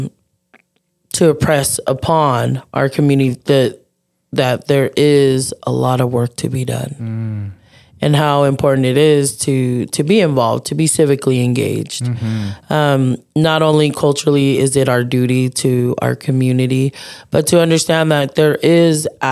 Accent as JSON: {"language": "English", "country": "United States", "tie": "born or raised there", "said": "I was born here in the States"}